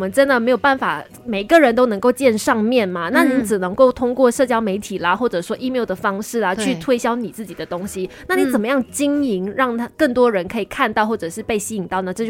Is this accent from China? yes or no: no; Kulai, Johor, Malaysia; born there; 出生在古来的一个小姑娘，后来去念了广电系。